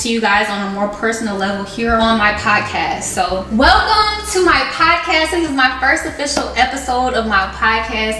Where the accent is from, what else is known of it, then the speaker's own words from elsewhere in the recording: Chicago, Illinois, United States; I'm originally from Chicago, Illinois